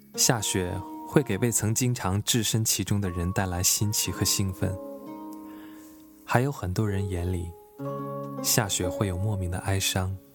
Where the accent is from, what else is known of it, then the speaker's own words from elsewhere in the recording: Northeast China, China; moved away as an adult; 身为东北人，其实我很怕冷